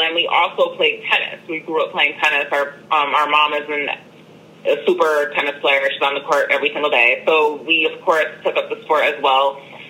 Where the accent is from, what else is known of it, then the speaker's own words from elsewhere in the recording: Brooklyn, New York, United States; And especially like in the saying, like growing up in Brooklyn and then playing tennis and just really navigating all of these different spaces, it just broadens your horizons